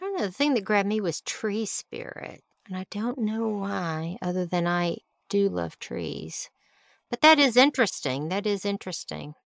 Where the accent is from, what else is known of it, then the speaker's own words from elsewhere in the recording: Alabama, United States; moved away; I was from Alabama